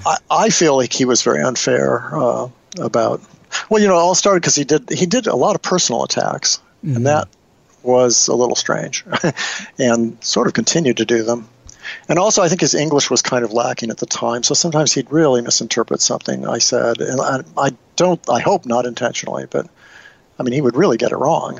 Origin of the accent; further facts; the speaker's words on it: Nebraska, United States; when I was growing up in Nebraska